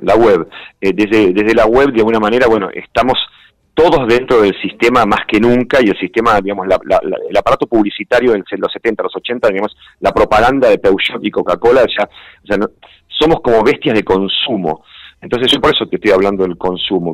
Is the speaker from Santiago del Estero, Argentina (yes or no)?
no; Buenos Aires, Argentina; moved away as an adult; en una imprenta en Parque Chacabuco, que es cerca donde yo nací